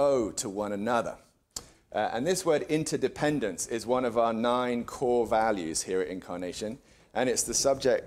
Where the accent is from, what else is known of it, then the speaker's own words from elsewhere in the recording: England, United Kingdom; now in United States; As an Englishman